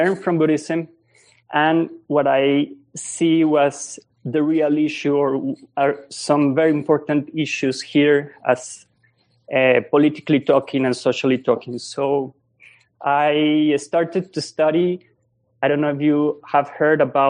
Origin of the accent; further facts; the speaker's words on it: Colombia; English is a second language; moved away as an adult; now in Epuyén, Argentina; I was born in Colombia and I lived there for 26 years.